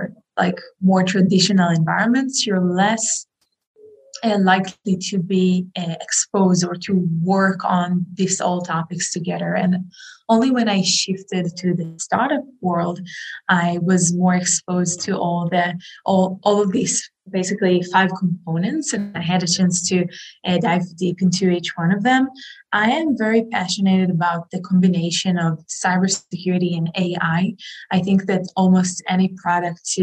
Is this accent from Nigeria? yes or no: no; Israel; I grew up in Israel